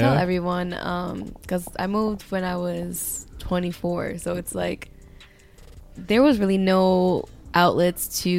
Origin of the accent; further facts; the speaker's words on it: Jersey City, New Jersey, United States; moved away as an adult; now in Charlotte, United States; I'm from Jersey City, New Jersey.